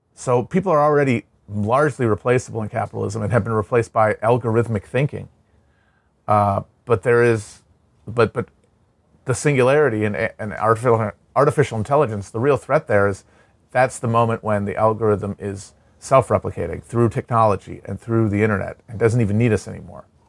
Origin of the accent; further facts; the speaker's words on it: Midwest, United States; growing up in the Midwest